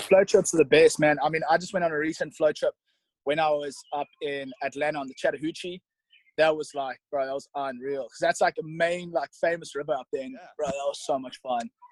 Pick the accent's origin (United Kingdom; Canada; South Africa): South Africa; moved away as an adult; also born or lived in St. Charles, Missouri; now in United States; I loved growing up in South Africa